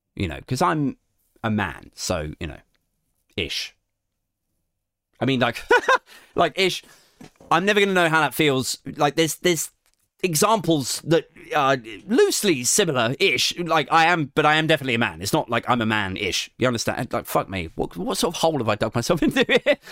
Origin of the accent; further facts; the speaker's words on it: Maidenhead, South East England, United Kingdom; I'm from Maidenhead